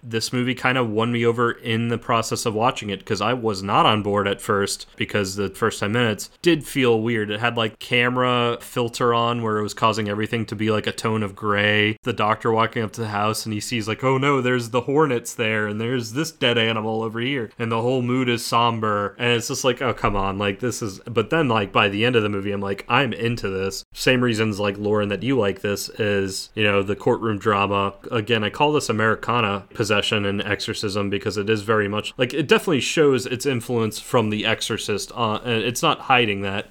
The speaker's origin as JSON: {"language": "English", "town": "New Orleans", "region": "Louisiana", "country": "United States", "tie": "born or raised there", "said": "I grew up in New Orleans"}